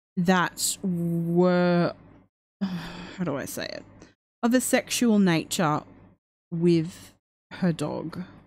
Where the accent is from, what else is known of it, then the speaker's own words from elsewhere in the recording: Australia; I'm Australian